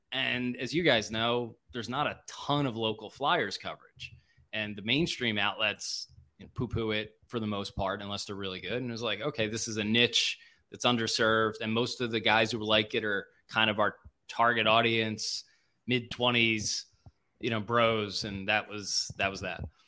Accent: Springfield, Pennsylvania, United States; I grew up in Springfield

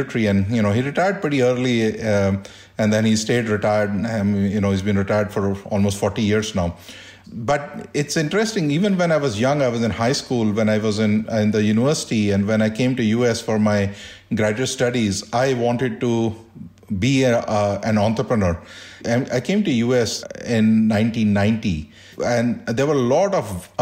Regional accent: India; moved away as an adult; also born or lived in Delhi; now in United States; growing up in India

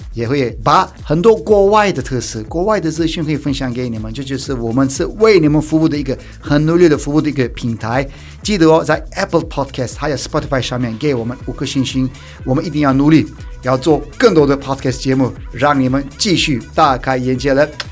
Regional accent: Turkey; Chinese is a second language; now in Taiwan; 我是土生土长土耳其人

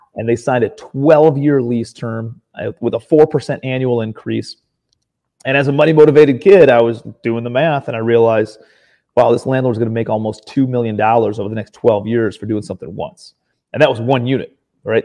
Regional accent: Cleveland, Ohio, United States; moved away as an adult; also born or lived in New York City / Charleston, South Carolina, United States; I'm from Ohio originally, Cleveland, Ohio

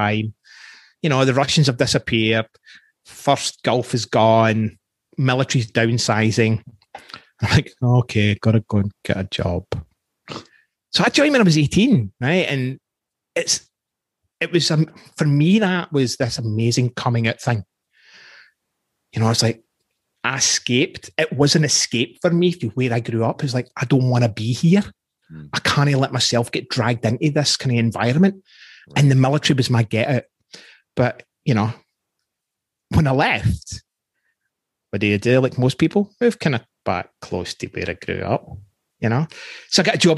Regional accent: Scotland, United Kingdom; accent: Scottish; moved away as an adult; now in Canada; I'm 19, growing up in Scotland, lower socioeconomic background.

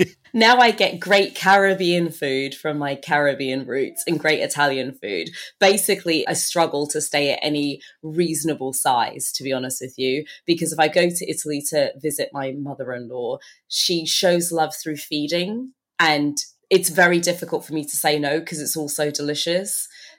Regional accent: Turks & Caicos Islands; also born or lived in Bahamas; So I was born in the Bahamas. I'm actually originally from the Turks and Caicos Islands.

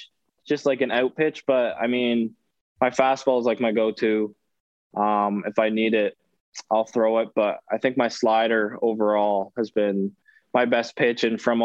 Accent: Ontario, Canada; So I ended up going to this, like a showcase event in Toronto, which is a couple hours from my hometown.

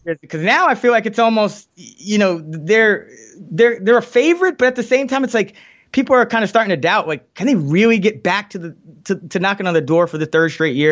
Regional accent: New York City, New York, United States; I grew up in the Bronx, New York

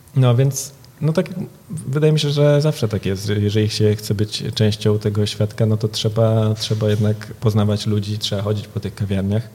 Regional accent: Warsaw, Masovian Voivodeship, Poland; now in Berlin, Germany; ja jestem z Warszawy, więc często tutaj e, staram się być, e, wracać

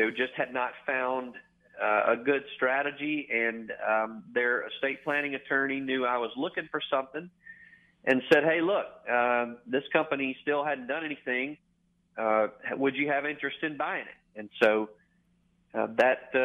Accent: Bay Springs, Mississippi, United States; moved away as an adult; now in Memphis, United States; I grew up the son of a Goodyear tire dealer, Wayne's Tire Center, Bay Springs, Mississippi.

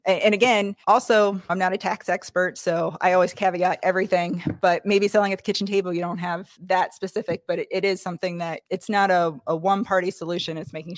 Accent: Brookville, Indiana, United States; Brookville, Indiana.

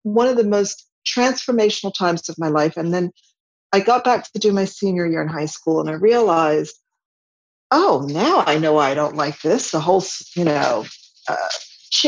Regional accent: Villanova, Pennsylvania, United States; moved away; also born or lived in France; Villanova is where I grew up. Villanova, Pennsylvania

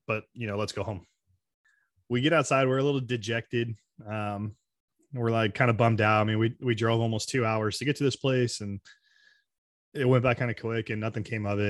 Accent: Arizona, United States; I grew up in Arizona, so I'm, I'm outside Phoenix at my dad's house.

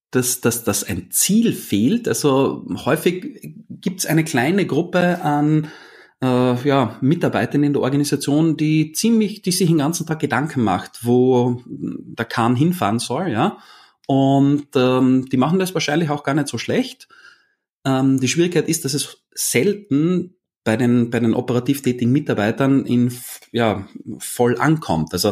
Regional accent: Vienna, Austria; ich bin aus Österreich, das ist eine Entschuldigung.

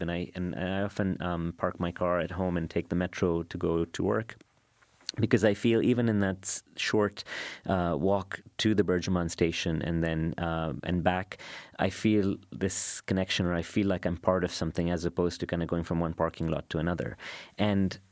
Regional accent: Dubai, United Arab Emirates; I grew up in Karama and I live in Bur Dubai

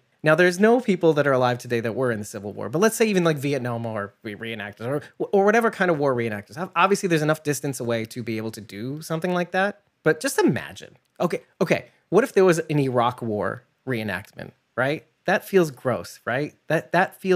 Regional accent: New York, United States; I'm a New Yorker

